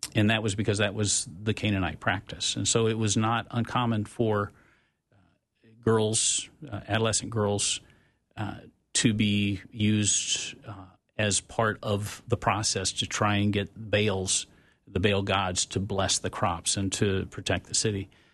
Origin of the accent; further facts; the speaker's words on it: Tupelo, Mississippi, United States; I grew up in Mississippi during the Mississippi burning days.